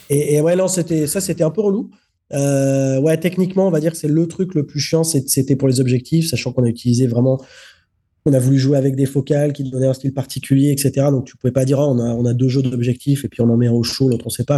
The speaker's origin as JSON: {"language": "French", "country": "France", "said": "je suis français."}